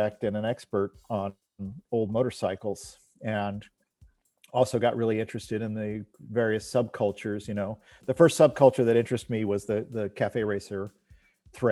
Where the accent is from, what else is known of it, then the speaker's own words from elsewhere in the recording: Stockton, California, United States; I grew up in Stockton, California